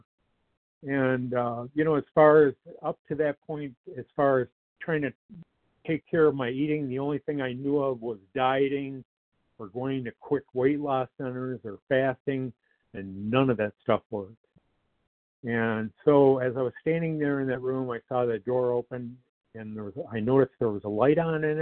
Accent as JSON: {"language": "English", "town": "Detroit", "region": "Michigan", "country": "United States", "tie": "born or raised there", "said": "I grew up in the Metro Detroit area."}